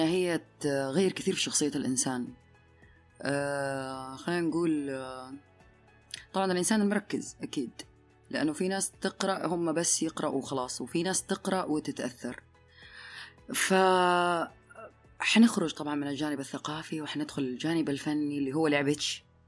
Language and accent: Arabic; Hejaz, Saudi Arabia; احنا عندنا عندنا احنا مثل حجازي